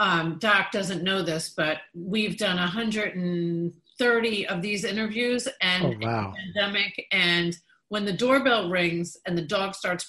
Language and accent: English; New York, United States; I grew up in New York